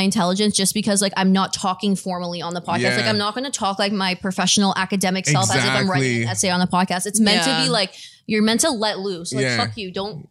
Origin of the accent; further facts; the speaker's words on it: Toronto, Ontario, Canada; also born or lived in Richmond Hill; We're actually from Toronto. And then we moved up to Richmond Hill like when we were a bit older.